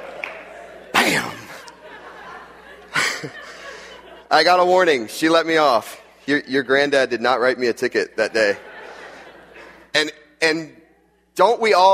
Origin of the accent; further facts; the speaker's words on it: Jacksonville, Florida, United States; also born or lived in West Palm Beach, Florida; And I grew up in Jacksonville, Florida, which is at the top, the northeast part of Florida